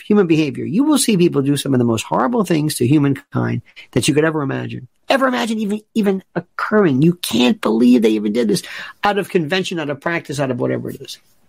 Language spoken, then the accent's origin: English; the South, United States; now in New York City, United States; I'm from the South